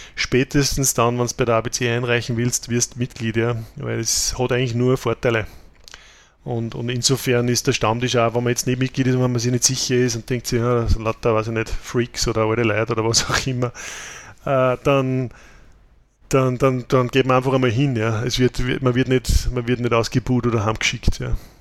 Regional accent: Austria; bei uns in Österreich

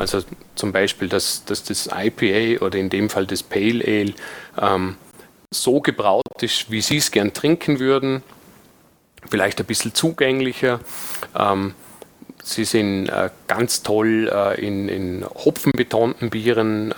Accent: Dornbirn, Vorarlberg, Austria; ich bin aus Vorarlberg, werde mir aber bemühen, so zu sprechen, dass man mich trotz allem versteht

